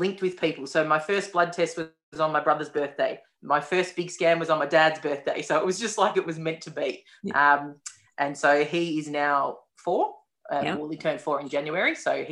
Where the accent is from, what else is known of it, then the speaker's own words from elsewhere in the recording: Melbourne, Victoria, Australia; I'm from Melbourne